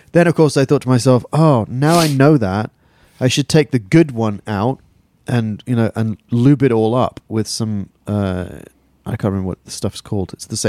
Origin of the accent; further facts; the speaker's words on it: England, United Kingdom; moved away; I'm English and repressed.